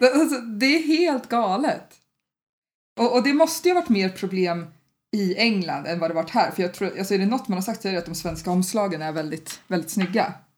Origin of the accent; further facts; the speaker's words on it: Sweden; som svensk